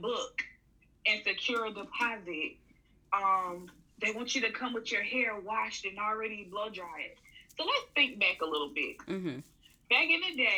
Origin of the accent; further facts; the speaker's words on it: Atlanta, Georgia, United States; Born and raised in Atlanta, Georgia